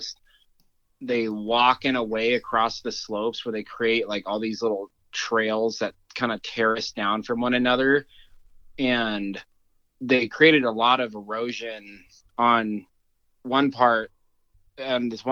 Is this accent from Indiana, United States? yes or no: no; Durango, Colorado, United States; where I'm from here in Colorado, where I grew up outside of Durango